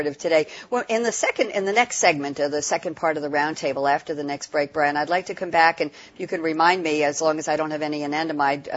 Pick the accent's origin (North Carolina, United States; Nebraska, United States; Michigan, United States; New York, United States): New York, United States; I'm from New York